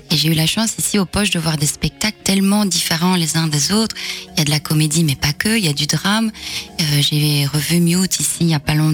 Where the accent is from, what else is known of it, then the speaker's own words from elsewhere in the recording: Hainaut, Wallonia, Belgium; je viens du Hainaut, donc j'ai joué aussi beaucoup ici euh, dans le passé. Donc, euh, commencer ici, c'est mhm. presque commencer à la maison